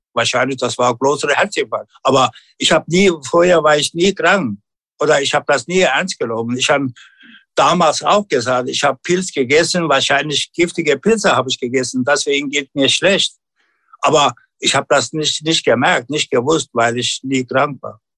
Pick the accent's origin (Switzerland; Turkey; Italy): Turkey; German is a second language; now in Germany; bei uns in Unien, der kleine Ortschaft